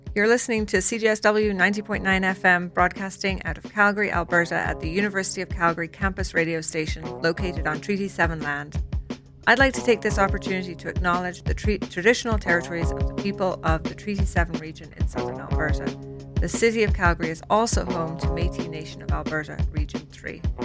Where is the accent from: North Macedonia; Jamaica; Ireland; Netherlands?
Ireland; I grew up in Ireland